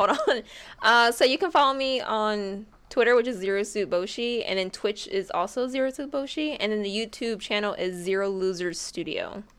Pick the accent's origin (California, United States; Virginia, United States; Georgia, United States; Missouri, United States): Georgia, United States; Lawrenceville; I'm from Lawrenceville, y'all.